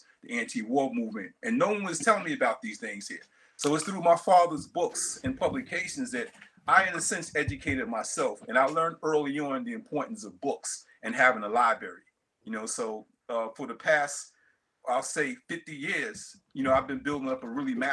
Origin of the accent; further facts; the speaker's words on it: New York City, New York, United States; Born and raised in Brooklyn, New York